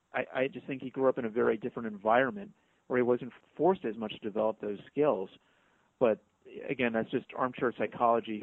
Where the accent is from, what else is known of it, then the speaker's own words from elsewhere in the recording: New York, United States; as a New Yorker